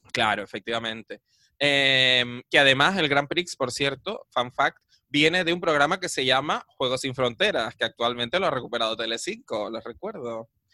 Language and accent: Spanish; Adeje, Canary Islands, Spain; yo cuando era pequeño ya en Adeje habían como 30.000 habitantes